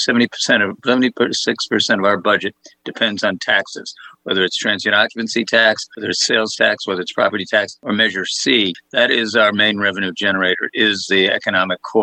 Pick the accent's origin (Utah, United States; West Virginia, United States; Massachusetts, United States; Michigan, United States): Massachusetts, United States; Boston; now in Monterey, United States; I'm from Boston, Mass